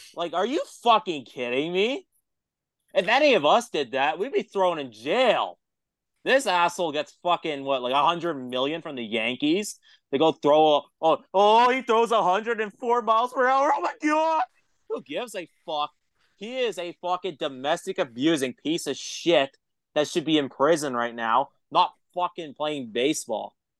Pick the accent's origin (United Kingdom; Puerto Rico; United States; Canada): Canada; an hour away from Toronto, Ontario; moved away; I grew up in Canada. I'm Canadian